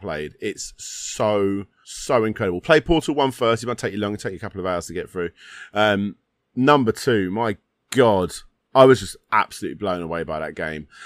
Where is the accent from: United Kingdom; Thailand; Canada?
United Kingdom; I'm British.